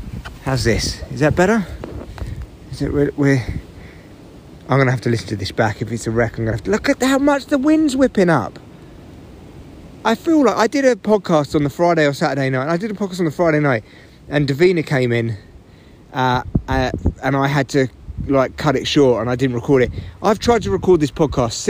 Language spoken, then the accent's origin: English; England, United Kingdom; being English